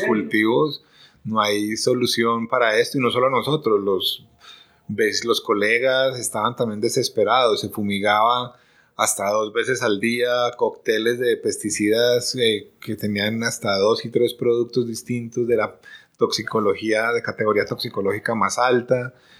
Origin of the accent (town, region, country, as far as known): Colombia